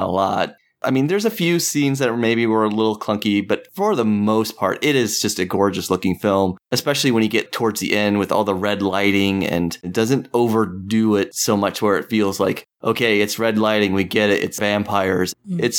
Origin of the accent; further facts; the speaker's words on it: Kansas, United States; I'm from Kansas